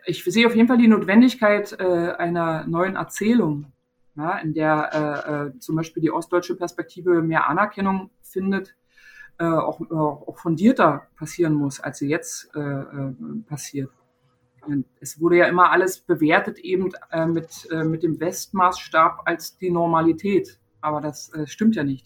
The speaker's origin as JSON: {"language": "German", "town": "Zehdenick", "region": "Brandenburg", "country": "Germany", "tie": "born or raised there", "moved": "yes", "said": "in meiner Heimatstadt Zielenik"}